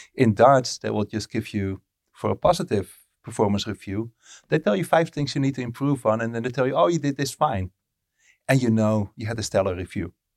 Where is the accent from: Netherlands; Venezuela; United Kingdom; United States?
Netherlands; first language Dutch; English is a second language; moved away as an adult; I lived in the Netherlands from birth till I was thirty-two, and then English started to become my primary language.